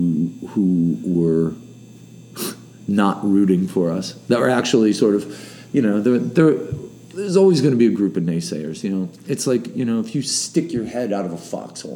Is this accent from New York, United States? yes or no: yes; Buffalo, New York, United States; We're from Buffalo